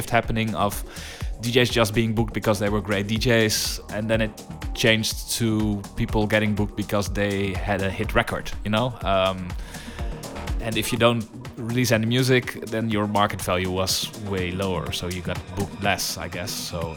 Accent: Netherlands; I grew up in Holland

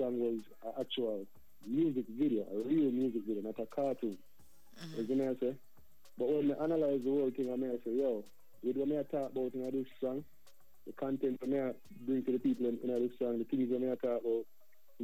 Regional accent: Prospect, Saint Thomas, Jamaica; also born or lived in New Jersey, United States; now in United States; where I'm from is Jamaica. We call it the East Side. You know, I'm from St. Thomas

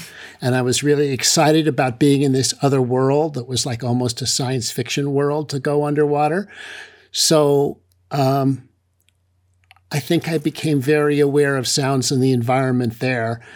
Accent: San Francisco Bay Area, California, United States; I was growing up in the San Francisco Bay Area

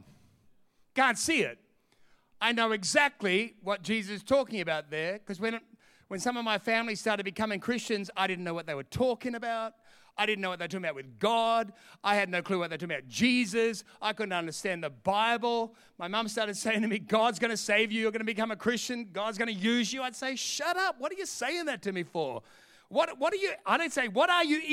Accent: Sydney, New South Wales, Australia; moved away as an adult; also born or lived in London; I'm from Sydney

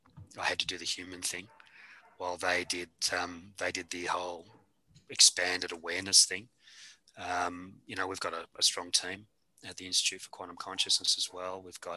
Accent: Australia; accent: Australian; You know, we're speaking English at the moment, maybe Aussie English a little.

